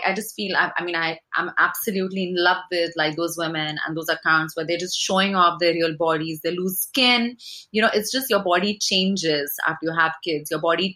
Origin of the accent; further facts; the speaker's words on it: India; moved away as an adult; I grew up in India and I came here in my 20s, or actually my, when I was 20